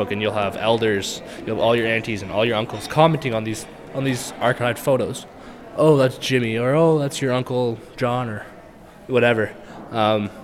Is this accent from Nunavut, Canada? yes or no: yes; Iqaluit, Nunavut, Canada; I'm from Iqaluit